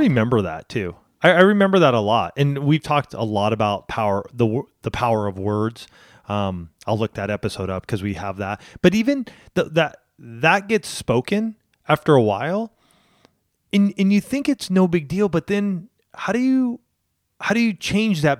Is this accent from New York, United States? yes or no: no; Southern California, United States; I grew up in Southern California